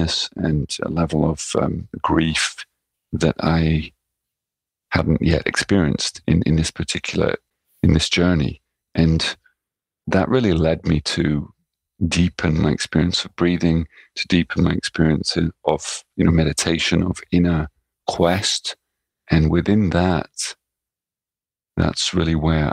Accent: England, United Kingdom; also born or lived in Netherlands / New York, United States; now in Japan; as someone growing up in England or having lived in Holland or even lived in New York as a child or even as a young man

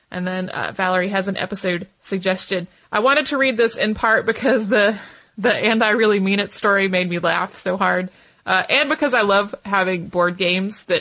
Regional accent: Santa Fe, New Mexico, United States; born or raised there

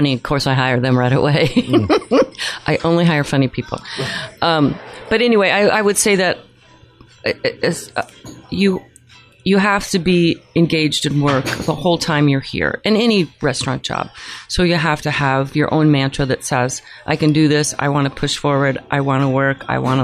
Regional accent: Fort Lauderdale, Florida, United States; moved away as an adult; also born or lived in Tallahassee, Florida / Nashville, Tennessee; I'm from Fort Lauderdale

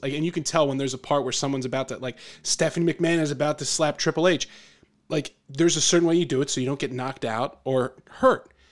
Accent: Philadelphia, Pennsylvania, United States; growing up in the Philadelphia area

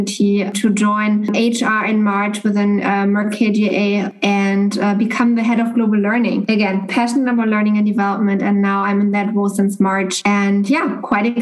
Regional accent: Germany; moved away as an adult; now in Boston, United States; Originally, I'm from Germany, and I've been living, as Maria shared, in the US now for actually over 3 years

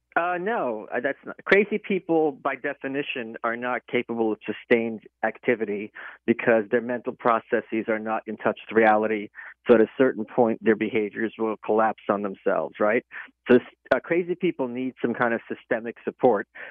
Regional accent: New York, United States; I'm a New Yorker

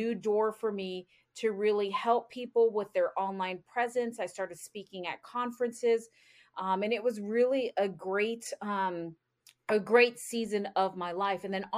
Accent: Florida, United States; moved away as an adult; also born or lived in North Carolina; now in Indiana, United States; I am originally from Florida

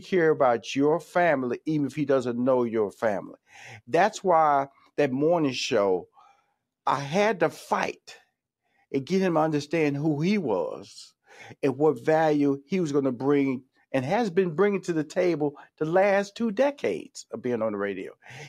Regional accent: Houston, Texas, United States; Don't forget my hometown, Houston now.

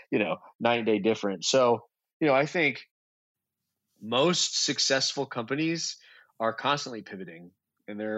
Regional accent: Kentucky, United States; I'm from Kentucky

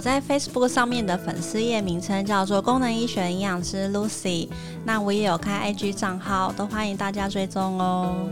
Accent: Taiwan; also born or lived in Germany; 后来再回到台湾的时候

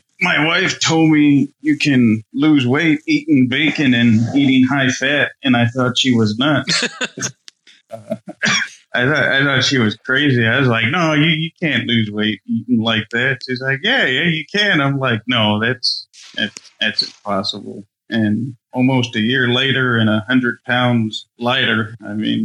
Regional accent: Aransas Pass, Texas, United States; I'm born and bred in South Texas, in Corpus, okay. Aransas Pass.

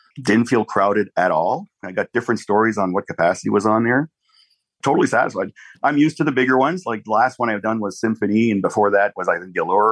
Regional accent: Canada; also born or lived in Ottawa; I am Canadian

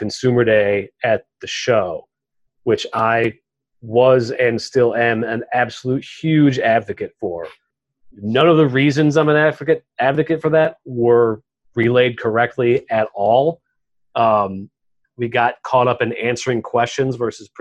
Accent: West Texas, United States; I'm from West Texas

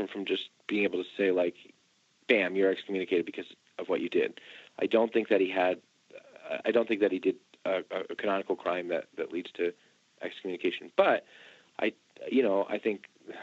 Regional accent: New Jersey, United States; I'm from New Jersey

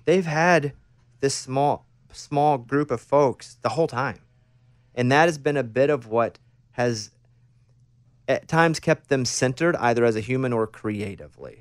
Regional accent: Arkansas, United States; moved away; I'm from Arkansas, a real small town in Arkansas, about eight hundred people like you, grew up in a town

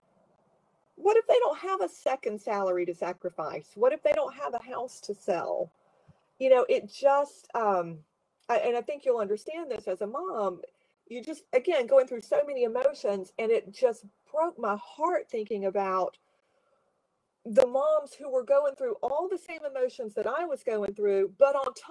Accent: South Carolina, United States; moved away; my family had moved to South Carolina, which is my home state by this time

